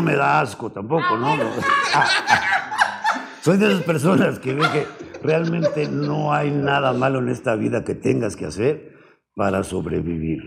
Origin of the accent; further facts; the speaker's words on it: Mexico City, Mexico; also born or lived in Hidalgo / Paris; De niño me trajeron, de, brazos me trajeron a la Ciudad de México. Entonces, básicamente soy chilango, ah, original chilango.